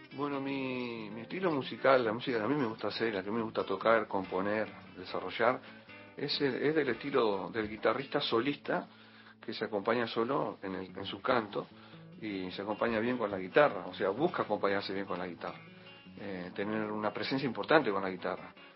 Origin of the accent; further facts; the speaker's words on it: San José de Mayo, San José, Uruguay; soy uruguayo, cantautor, guitarrista, profesor de guitarra nacido en una ciudad que se llama San José de Mayo